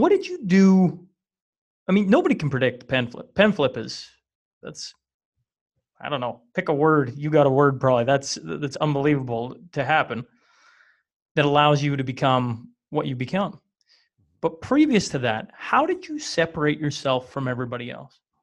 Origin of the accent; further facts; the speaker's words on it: small town Western Canada, Canada; I come from Western Canada, and not only do I come from Western Canada, I come from small town Western Canada